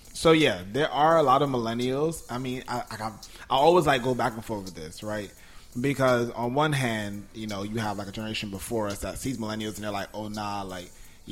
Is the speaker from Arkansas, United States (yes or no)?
no; New York, United States; born there; because I was born in New York, I lived in mad other places, right?